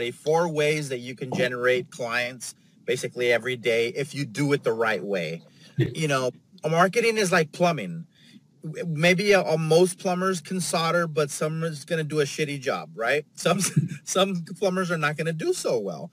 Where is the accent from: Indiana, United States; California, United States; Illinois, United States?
California, United States; San Diego; also born or lived in Los Angeles; I'm from San Diego. That's where I'm at right now.